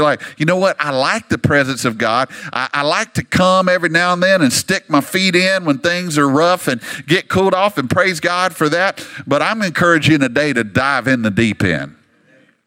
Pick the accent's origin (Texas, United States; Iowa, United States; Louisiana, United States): Louisiana, United States; moved away as an adult; now in Dallas, United States; I grew up in Louisiana